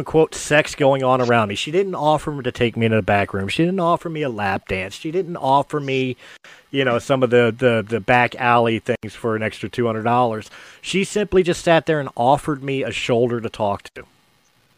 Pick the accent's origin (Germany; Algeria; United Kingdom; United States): United States; Philadelphia, Pennsylvania; I'm from Philadelphia